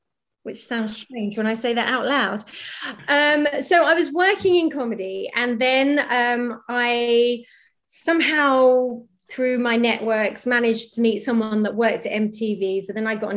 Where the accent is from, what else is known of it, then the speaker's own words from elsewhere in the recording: Norwich, East of England, United Kingdom; moved away as an adult; also born or lived in London; I'm from Norwich, I was doing this all in Norwich and then I moved to London